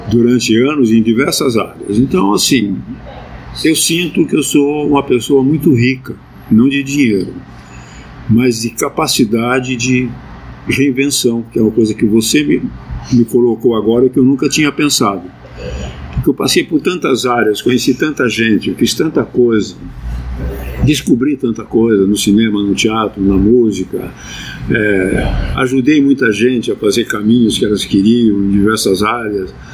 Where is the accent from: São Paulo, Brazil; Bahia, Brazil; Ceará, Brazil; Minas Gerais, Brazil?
São Paulo, Brazil; Sorocaba; now in São Paulo, Brazil; Principalmente quando eu mudei para São Paulo, em 63, que eu vim de Votorantim, que é um bairro de Sorocaba.